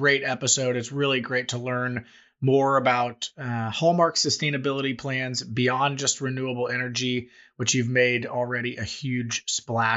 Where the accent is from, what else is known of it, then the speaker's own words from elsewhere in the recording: Kansas City, United States; also born or lived in Missouri; born and raised in Kansas City, I've lived in both Kansas and Missouri